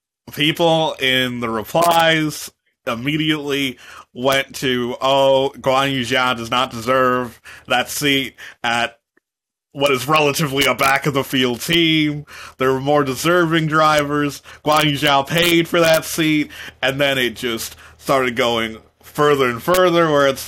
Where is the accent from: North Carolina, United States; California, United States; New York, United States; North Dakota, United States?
New York, United States; I'm from New York.